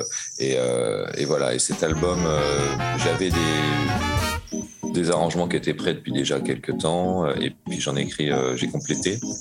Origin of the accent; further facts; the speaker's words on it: Caen, Normandy, France; also born or lived in Mâcon / Lyon; now in Montreuil, France; je suis né à Caen, en Basse-Normandie, en 1975. Après ça, j'ai habité à Mâcon, à Lyon, et je suis basé à Montreuil